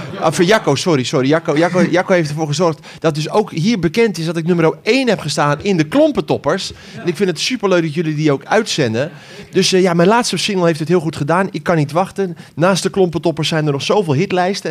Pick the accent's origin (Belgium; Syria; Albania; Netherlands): Netherlands; Ter Aar, South Holland; Ik kom uit Ter Aar